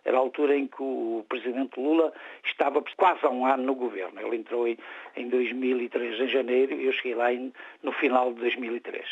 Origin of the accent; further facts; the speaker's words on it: Portugal; moved away; also born or lived in Germany / Brasília, Brazil; eu sou português e sou alemão